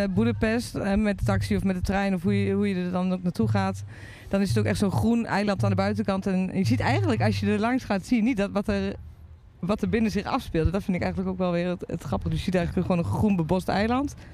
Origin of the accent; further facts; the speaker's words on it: Netherlands; Wij zijn al... gewoon ook best wel verwend als Nederlanders